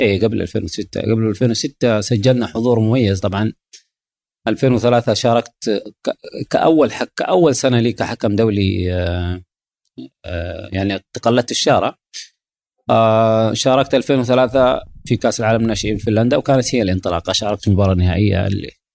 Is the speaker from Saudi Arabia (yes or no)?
yes; Saudi Arabia; عندنا في السعوديه